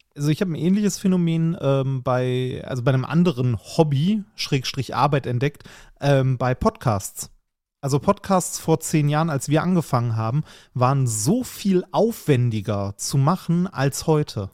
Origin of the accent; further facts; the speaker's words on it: Essen, North Rhine-Westphalia, Germany; meiner Heimatstadt, in Essen